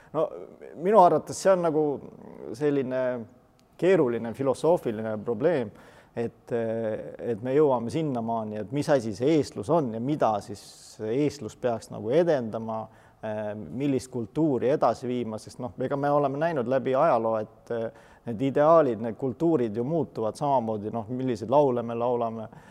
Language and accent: Estonian; Estonia; me oleme eestlased